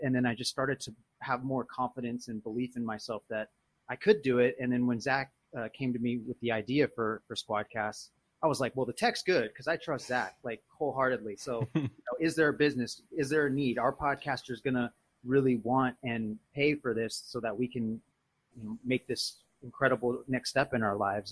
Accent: Sacramento, California, United States; also born or lived in Fresno; now in Oakland, United States; born in Fresno, but Sacramento, I call, it's like my hometown. Now live in Oakland

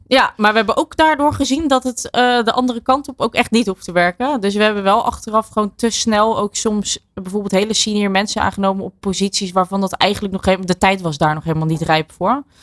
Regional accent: Netherlands; ik blijf toch een Hollander

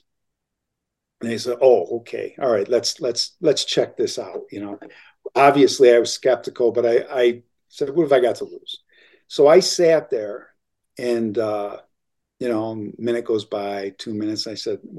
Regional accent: Elmira, New York, United States; moved away as an adult; once I moved back to my hometown in upstate New York, in Elmira

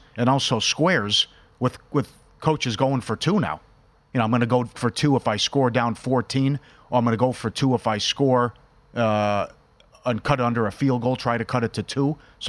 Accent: Minnesota, United States; growing up in Minnesota

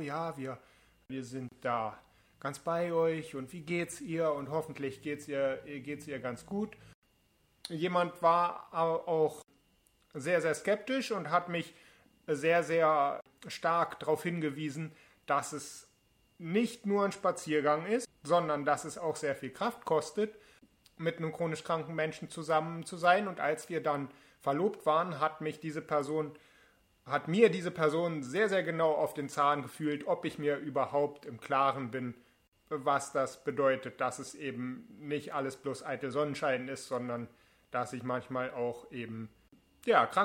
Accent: Berlin, Germany; Ich bin 29 Jahre alt. Ich komme aus Berlin.

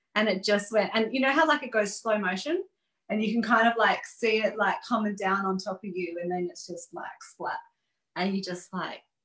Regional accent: Gold Coast, Queensland, Australia; moved away; my hometown

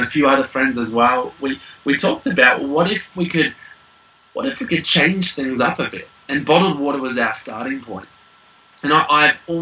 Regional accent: Australia; moved away as an adult; now in New Zealand; we are Aussie

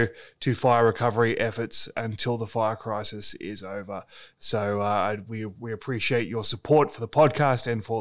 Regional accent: Australia; also born or lived in Melbourne; my home country is currently on fire.

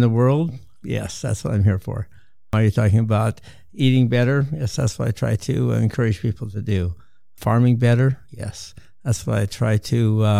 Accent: Montana, United States; I'm from Montana, living on a wheat and cattle ranch that has been the family

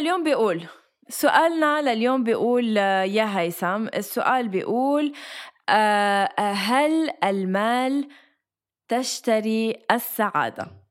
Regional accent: Lebanon; moved away as an adult; now in Dubai, United Arab Emirates; اني جيت من لبنان من المصايب اللي فيه وجيت على دبي

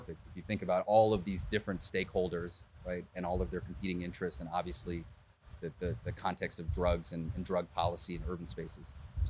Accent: the Bay Area, California, United States; Born and raised in the Bay

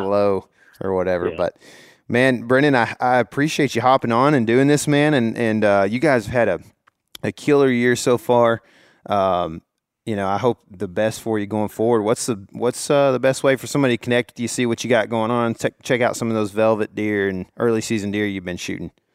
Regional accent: Texas, United States; I'm from Texas

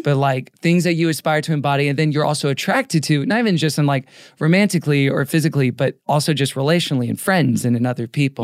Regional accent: Houston, Texas, United States; also born or lived in Tulsa, Oklahoma; now in Los Angeles, United States; Born in Tulsa, Oklahoma, raised in Houston

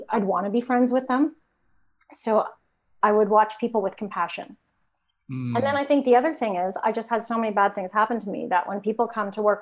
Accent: Toronto, Ontario, Canada; I grew up in Toronto, Canada, downtown.

